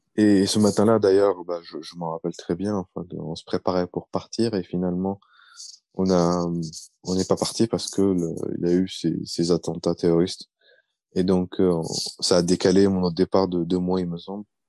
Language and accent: French; France; also born or lived in Baghdad, Iraq / United States; j'ai grandi euh, en France